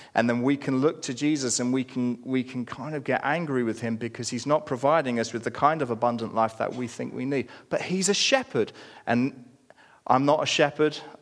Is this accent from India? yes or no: no; United Kingdom; we're British